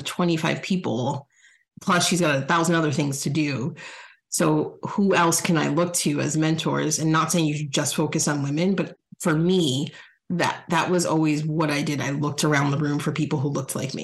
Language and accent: English; New Jersey, United States; now in Chicago, United States; I'm from New Jersey